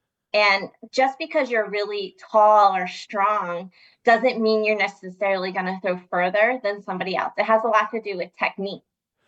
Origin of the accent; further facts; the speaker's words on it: Reading, Pennsylvania, United States; I'm from Reading, Pennsylvania.